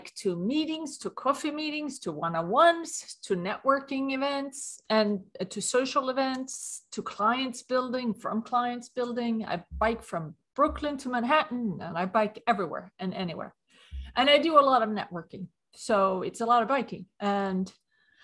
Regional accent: Sweden; accent: Swedish; English is a second language; moved away as an adult; now in New York, United States; I'm from Sweden, hence the accent. But I moved to New York in 1994

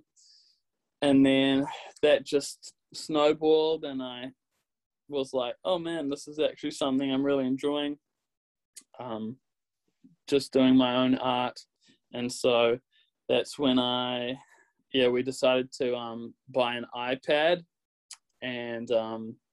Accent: New Zealand; accent: Kiwi; my Kiwi accent

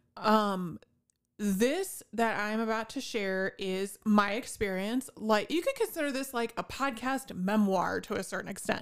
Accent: northwest Indiana, United States; I grew up in the northwest corner of Indiana

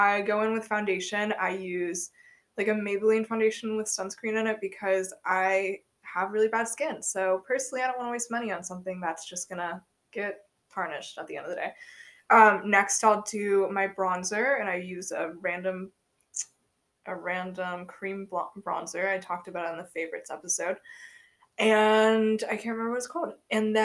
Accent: Akron, Ohio, United States; now in South Carolina, United States; I was born 10 hours away in Akron General Hospital

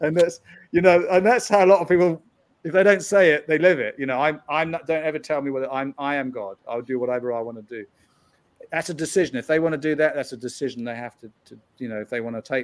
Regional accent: United Kingdom; moved away as an adult; now in United States; I'm from the UK

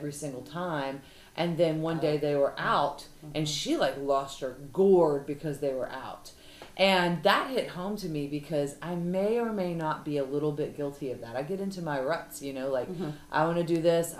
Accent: the South, United States; we're girls from the South

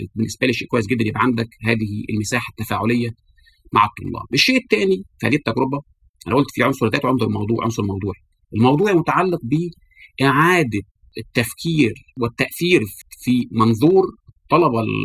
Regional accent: Egypt; احنا في العالم العربي خاصه في مصر

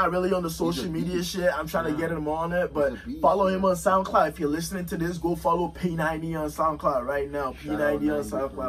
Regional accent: Winnipeg, Manitoba, Canada; Yeah, I'm from Winnipeg, bro. That's how we sound. That's how I sound, bro. You know, 204.

